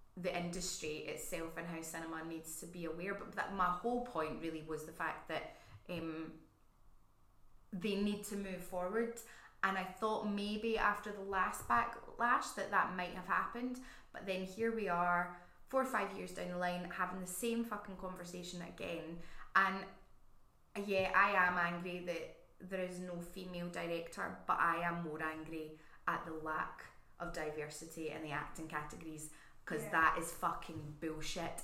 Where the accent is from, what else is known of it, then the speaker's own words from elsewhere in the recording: Scotland, United Kingdom; I'm Scottish.